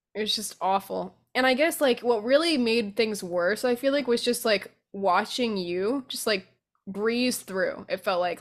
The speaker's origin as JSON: {"language": "English", "region": "Vermont", "country": "United States", "tie": "born or raised there", "moved": "as an adult", "lives_now": "New Orleans, United States", "said": "We grew up in Vermont"}